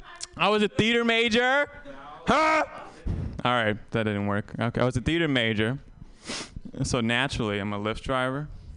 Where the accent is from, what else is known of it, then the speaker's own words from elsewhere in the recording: Vietnam; I'm I'm Vietnamese and I tell people I was born in Vietnam. And I haven't been back.